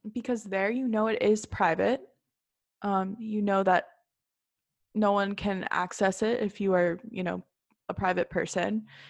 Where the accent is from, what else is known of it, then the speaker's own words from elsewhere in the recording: North Shore of Chicago, Illinois, United States; we're both from the North Shore of Chicago